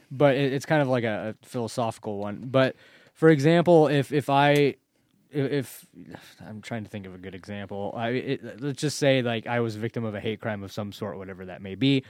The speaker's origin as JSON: {"language": "English", "country": "United States", "tie": "born or raised there", "said": "it was in Malala, my hometown"}